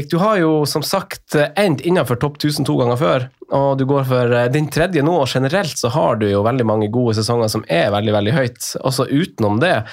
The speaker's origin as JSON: {"language": "Norwegian", "region": "Northern Norway", "country": "Norway", "said": "jeg er jo fra Nord-Norge"}